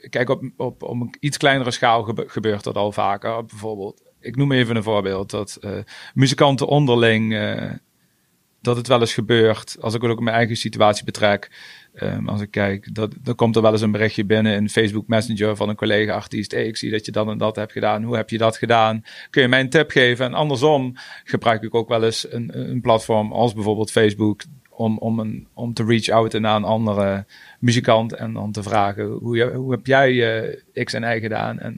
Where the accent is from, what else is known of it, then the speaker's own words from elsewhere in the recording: Venray, Limburg, Netherlands; Ik kom uit Venray